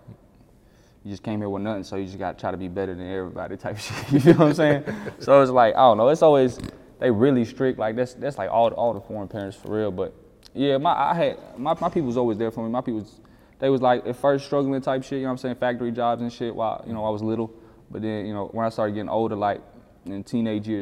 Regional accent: Bowling Green, Kentucky, United States; also born or lived in Netherlands / Bosnia; Back home, I'm from Bowling Green, Kentucky

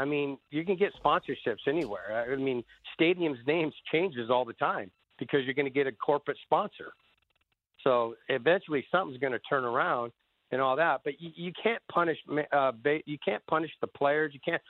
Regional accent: San Diego, California, United States; I grew up in San Diego, a military town.

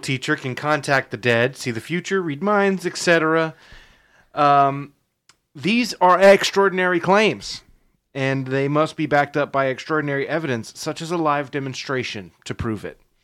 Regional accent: United States; we're American

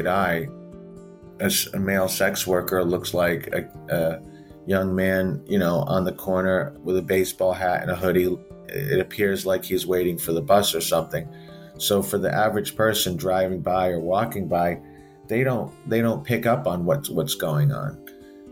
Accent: Providence, Rhode Island, United States; I'm from Providence, Rhode Island

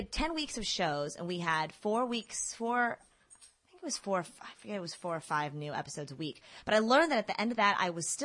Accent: Texas, United States; also born or lived in Mexico / Los Angeles; now in New York, United States; I'm from Texas originally

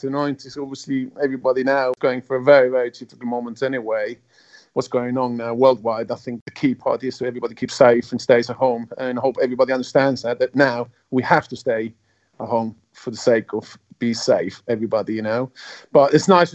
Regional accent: Switzerland; first language German; English is a second language; grew up in Switzerland was an environment with already German was my first language to start with.

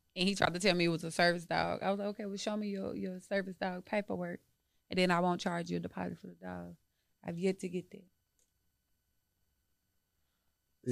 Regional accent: Dallas, Texas, United States; moved away as an adult; I'm from Dallas

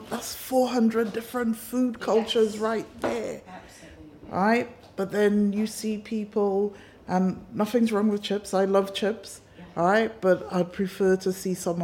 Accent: Trinidad & Tobago; moved away; growing up in Trinidad and Tobago, which is a multicultural society

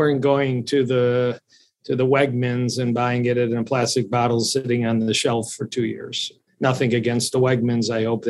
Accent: Italy; now in United States; they put it in my baby bottle when I grew up in Italy.

